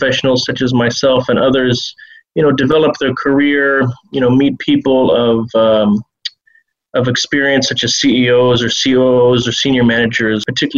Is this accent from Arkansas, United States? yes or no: no; Bremerton, Washington, United States; moved away as an adult; also born or lived in Seattle, United States / Changchun, China / Beijing, China; now in Shanghai, China; I'm originally actually from Bremerton, which is close to Seattle. And at the age of 19, after college, I became adventurous and decided to go to China. I ended up in a city close to North Korea called Changchun, which is in the northeastern part of the country